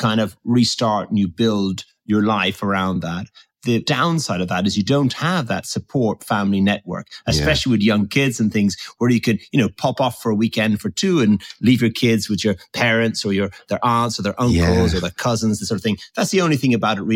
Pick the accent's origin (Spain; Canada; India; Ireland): Ireland; Tipperary, Munster; moved away; also born or lived in Dublin; I had sort of, you could say, rather a classic or traditional upbringing in the countryside in Tipperary in Ireland